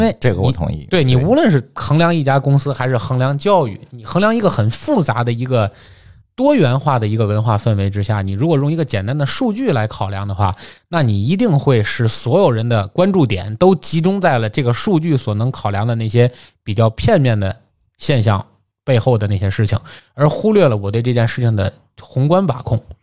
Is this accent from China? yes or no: yes; Tianjin, China; 在节目里替我的故乡来鸣一次不平